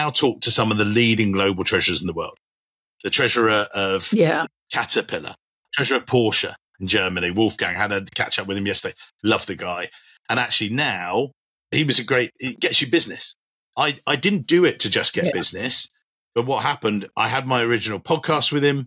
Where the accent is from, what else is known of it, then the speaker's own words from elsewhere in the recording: England, United Kingdom; as an English guy